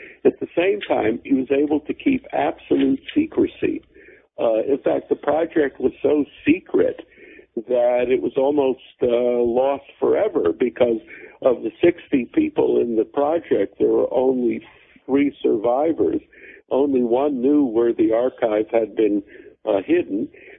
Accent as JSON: {"language": "English", "region": "Connecticut", "country": "United States", "tie": "born or raised there", "also_born_or_lived": "Germany", "said": "Yeah, I was born in Germany in a displaced persons camp after World War II. My parents were Holocaust survivors. I grew up in Connecticut."}